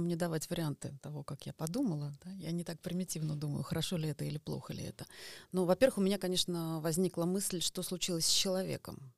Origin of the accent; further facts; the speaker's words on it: Estonia; я родилась в Эстонии